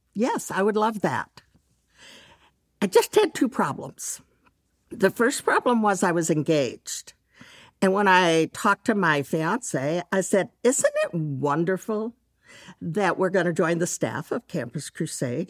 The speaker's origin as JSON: {"language": "English", "town": "Dallas", "region": "Texas", "country": "United States", "tie": "born or raised there", "said": "I grew up in Dallas"}